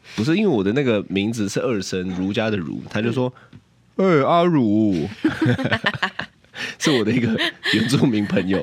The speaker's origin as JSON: {"language": "Chinese", "region": "Taipei", "country": "Taiwan", "said": "我是台北人"}